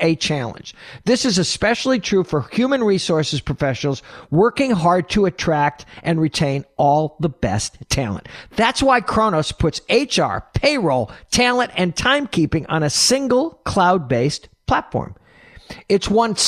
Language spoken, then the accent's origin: English; New York City, New York, United States; As a New Yorker